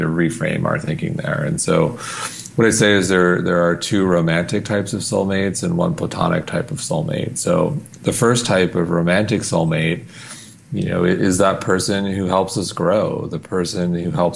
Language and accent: English; Long Island, New York, United States; now in New York City, United States; I grew up on Long Island